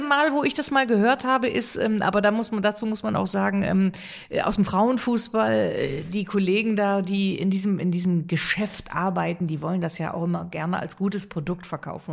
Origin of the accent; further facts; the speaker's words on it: Rhineland, Germany; ich als Rheinländerin